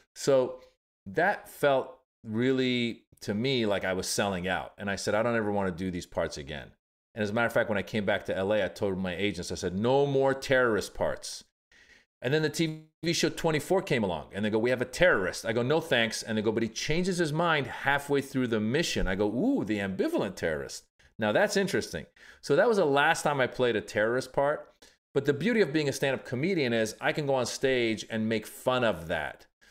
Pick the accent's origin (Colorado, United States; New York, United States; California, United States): California, United States; Northern; also born or lived in Iran; I was born in Iran, grew up in Northern California